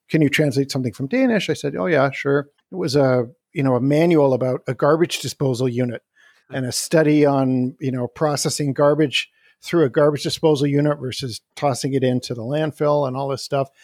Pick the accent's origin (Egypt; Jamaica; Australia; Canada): Canada; moved away as an adult; also born or lived in Wisconsin, United States; now in Salt Spring Island, Canada; I was born and raised in Canada